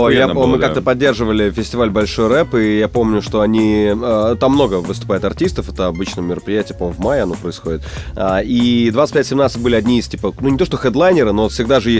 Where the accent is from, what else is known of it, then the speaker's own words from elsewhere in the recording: Odintsovo, Moscow Oblast, Russia; … выступала, было 100 человек в клубе в моем родном городе Одинцово.